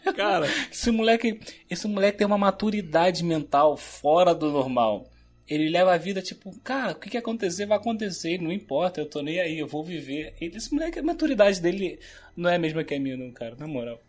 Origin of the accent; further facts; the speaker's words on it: Rio de Janeiro, Brazil; Eu cresci aqui na, na Animadores, lá, aqui em Bangu mesmo